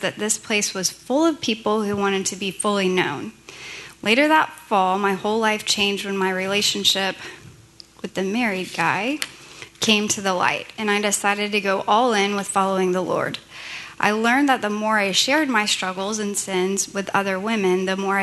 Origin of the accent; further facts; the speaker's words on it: Richardson, Texas, United States; I was born in Richardson, Texas, and I have a sister who's 13 months older